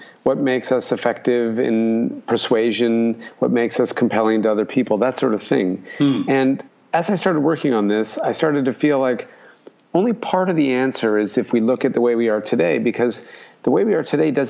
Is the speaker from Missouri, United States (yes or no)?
no; Alaska, United States; now in Brisbane, Australia; I grew up in Alaska, so it was cold my entire childhood